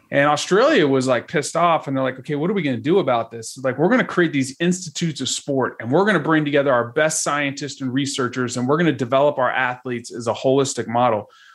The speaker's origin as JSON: {"language": "English", "town": "Dallas", "region": "Texas", "country": "United States", "tie": "born or raised there", "said": "I'm from Dallas, Texas originally"}